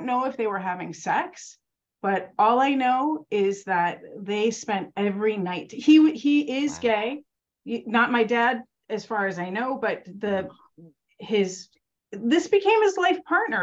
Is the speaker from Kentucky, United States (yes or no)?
no; Chicago, Illinois, United States; moved away; I grew up in Chicago. I'm originally from Chicago